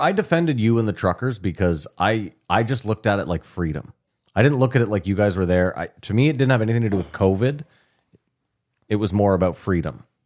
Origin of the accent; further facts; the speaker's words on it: Ottawa, Ontario, Canada; as white people growing up in Ottawa